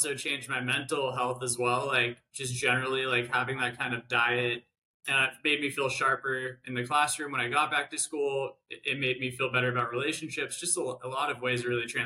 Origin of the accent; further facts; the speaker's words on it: San Diego, California, United States; moved away as an adult; I grew up in San Diego